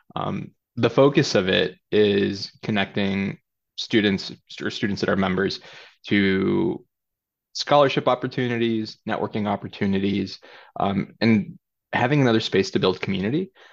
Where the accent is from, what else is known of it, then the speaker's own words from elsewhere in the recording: Chicago Heights, Illinois, United States; also born or lived in California; I grew up in Chicago Heights, a south suburb.